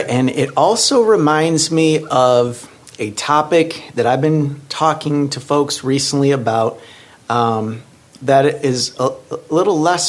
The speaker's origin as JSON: {"language": "English", "town": "Lansing", "region": "Michigan", "country": "United States", "also_born_or_lived": "Kalamazoo, Michigan", "moved": "as an adult", "lives_now": "Flint, United States", "said": "I'm from Lansing."}